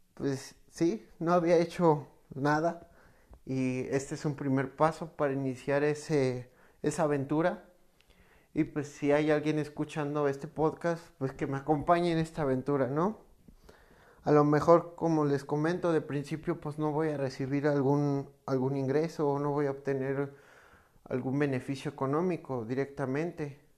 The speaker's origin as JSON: {"language": "Spanish", "country": "Mexico", "said": "en México, que es de donde soy"}